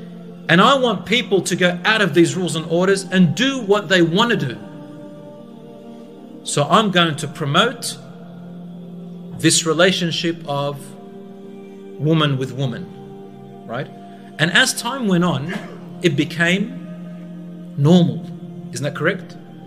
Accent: Australia; I'm from Australia

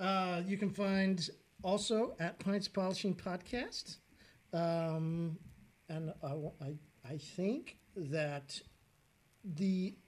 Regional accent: Midwest, United States; hey, listen, man, we're from the Midwest

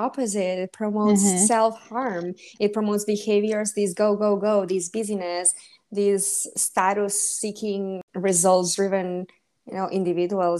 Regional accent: Spain; now in California, United States; I come from Spain

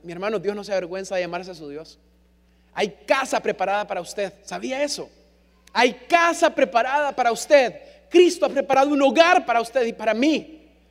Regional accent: San Pedro Sula, Cortés, Honduras; accent: San Pedrano; also born or lived in Buenos Aires, Argentina; Por mucho que se me pegara el acento, yo era hondureño

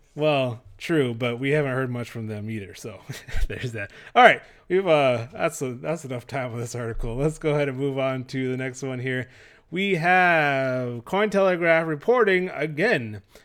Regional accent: Texas, United States; we're from Texas.

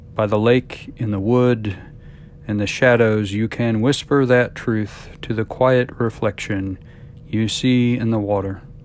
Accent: Missouri, United States; now in College Station, United States; I was a kid growing up in Missouri

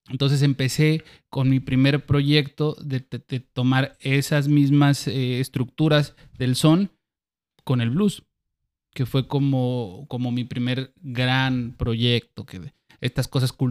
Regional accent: Acayucan, Veracruz, Mexico; accent: jarocho sureño; moved away as an adult; now in Xalapa, Mexico; Allá nací, crecí.

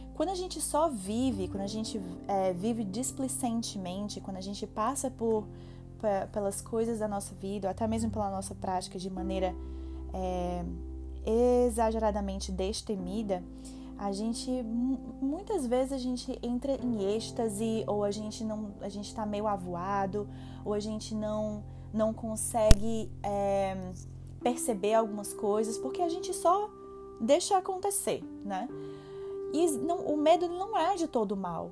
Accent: Fortaleza, Ceará, Brazil; moved away as an adult; now in Toronto, Canada; eu sou de Fortaleza, Ceará, cidade do sol, cidade da luz.

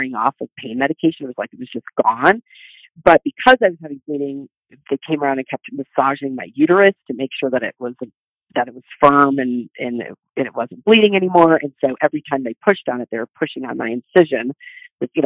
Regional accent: Midwest, United States; I grew up in the Midwest, and I have a very practical family and background.

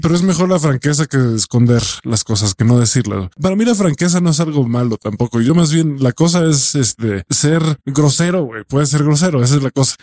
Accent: Mexico; Yo soy mexicano

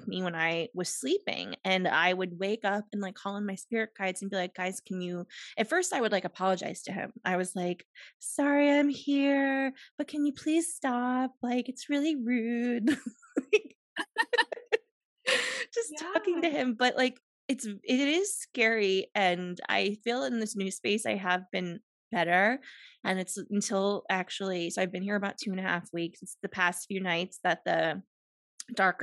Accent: Cleveland, Ohio, United States; moved away; also born or lived in Los Angeles; I moved to my hometown of Cleveland for 2 years and lived in my mom's basement.

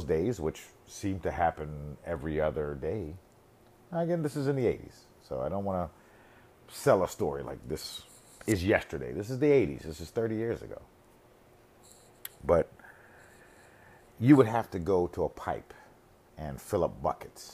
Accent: United States; I grew up in America

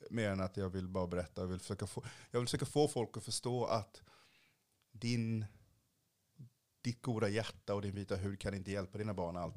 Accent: Kalmar County, Sweden; also born or lived in Haiti; jag är uppvuxen på Öland

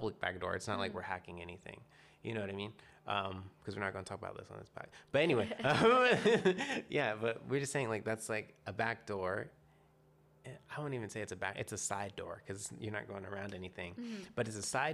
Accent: Atlanta, Georgia, United States; now in Portland, United States; I'm originally from Atlanta, Georgia.

